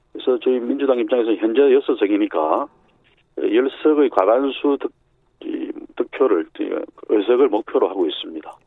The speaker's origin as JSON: {"language": "Korean", "region": "Busan", "country": "South Korea", "tie": "born or raised there", "also_born_or_lived": "Seoul", "moved": "yes", "said": "제 고향이 부산이니까"}